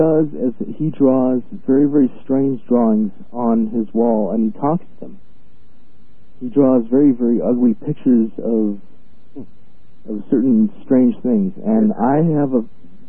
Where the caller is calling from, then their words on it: El Paso, Texas, United States; I'm calling from El Paso, Texas.